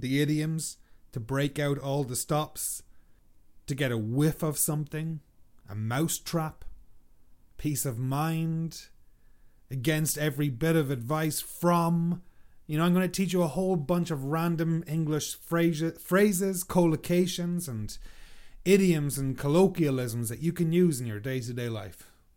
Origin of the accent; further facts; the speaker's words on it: Ireland; moved away as an adult; now in Canada; We're Irish